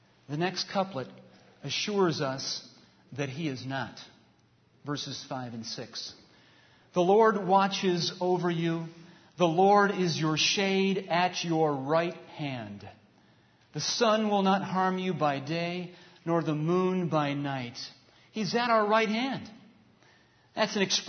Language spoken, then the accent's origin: English; New York, United States; moved away; once I cross into the New York border, I've got 3 hours to my hometown.